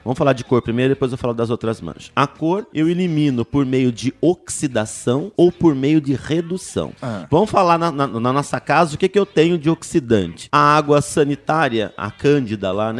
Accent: Jacareí, São Paulo, Brazil; moved away as an adult; now in São Paulo, Brazil; eu sou da, do interior de São Paulo, eu sou de Jacareí.

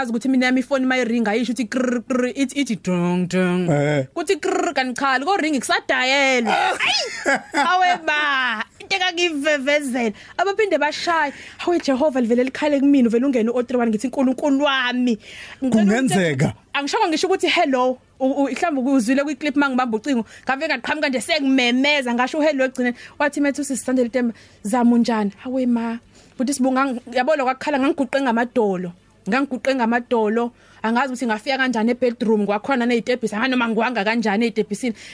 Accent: South Coast, KwaZulu-Natal, South Africa; also born or lived in Durban; ikakhulukazi la ngiphuma khona kwanyuswa iSouth Coast

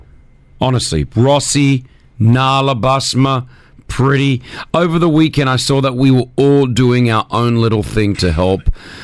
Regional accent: Australia; accent: Australian; now in Dubai, United Arab Emirates

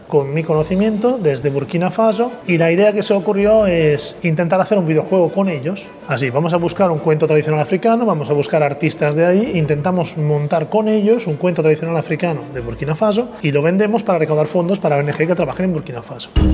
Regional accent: Italy; soy italiano

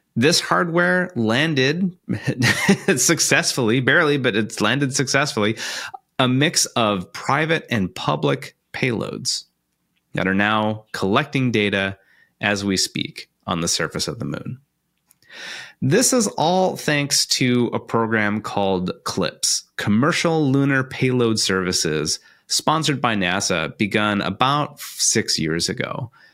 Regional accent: Iowa City, Iowa, United States; I'm from Iowa, I'm from Iowa City, and I grew up just a few blocks away from the Van Allen building

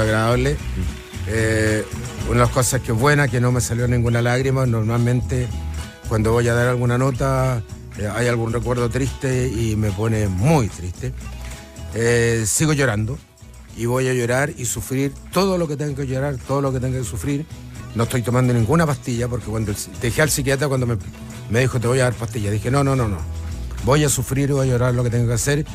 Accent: Chile; aquí en mi país

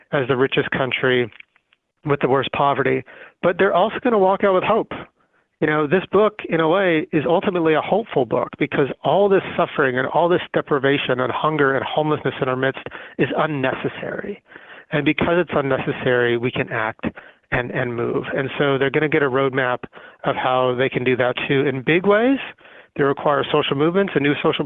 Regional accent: Arizona, United States; moved away; also born or lived in San Jose, California; I was born in San Jose, actually, but I was raised in a little town in Arizona, and I grew up poor

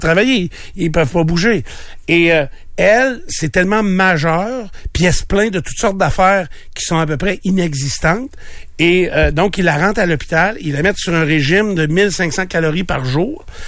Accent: Quebec, Canada; je suis québécois

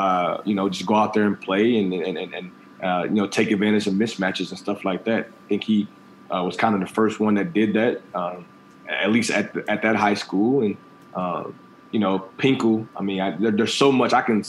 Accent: Kirkwood, Missouri, United States; being from Kirkwood and having the opportunity to come back in, be the head football coach

